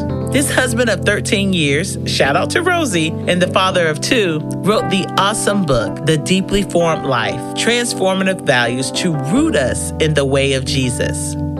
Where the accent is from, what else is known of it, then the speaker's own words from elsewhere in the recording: the South, United States; Growing up in the South and in Southern churches